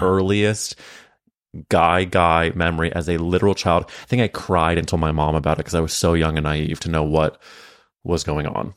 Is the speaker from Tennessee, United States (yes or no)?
no; St. Louis, Missouri, United States; we grew up in Saint Louis at different times